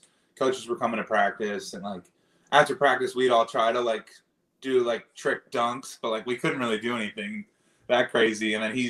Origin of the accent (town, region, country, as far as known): Wilmington, Delaware, United States